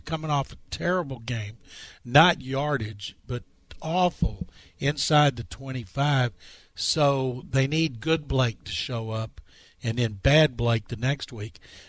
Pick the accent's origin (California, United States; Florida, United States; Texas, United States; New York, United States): Texas, United States; Waco; when I was a kid growing up in Waco